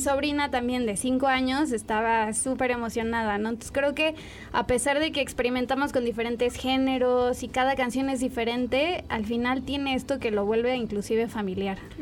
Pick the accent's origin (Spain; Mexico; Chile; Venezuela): Mexico; San Luis Potosí; moved away; nací en San Luis Potosí